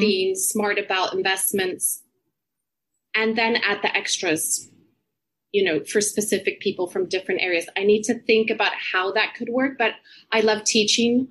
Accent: Puerto Rico; moved away as an adult; also born or lived in United States; now in London, United Kingdom; I grew up in Puerto Rico. I'm actually here right now visiting my family

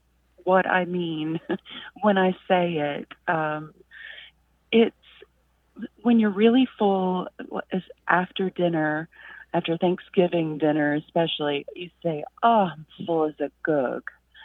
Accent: Danville, Kentucky, United States; I'm from Danville, Kentucky. But I lived overseas in Australia for a few years

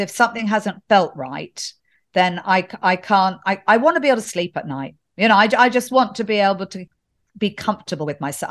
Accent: England, United Kingdom; being English

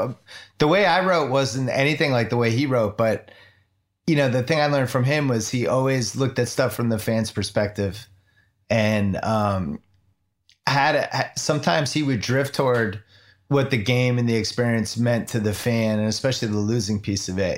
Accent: Chestnut Hill, Massachusetts, United States; I grew up in Chestnut Hill, Massachusetts

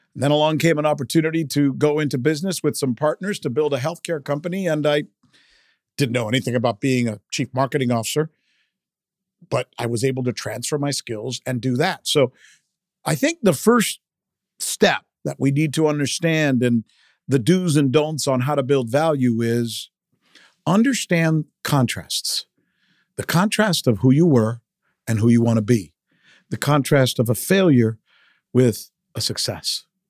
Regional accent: South Florida, United States; first language Spanish; English is a second language; also born or lived in Minneapolis, Minnesota; I always saw myself as a Latino kid growing up in South Florida

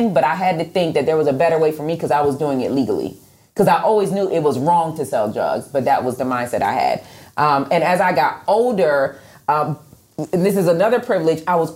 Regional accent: Rochester, New York, United States; I'm from Rochester, New York, so it's a lot of snow. Mm-hmm. And when I was 10, I put together a team. I had a snow shoveling business

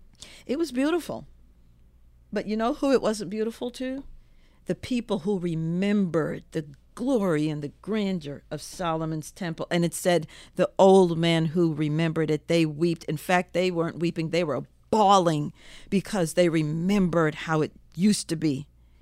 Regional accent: Jamaica; don't get me started on that because, you know, I'm from Jamaica.

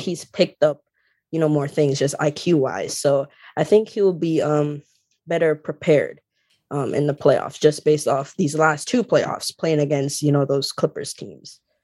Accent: Jamaica; I grew up in Jamaica

